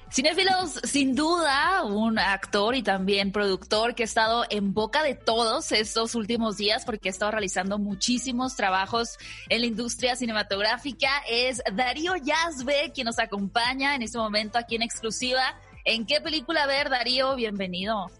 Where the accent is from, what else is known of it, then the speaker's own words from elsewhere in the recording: Mexico; como país, como mexicanos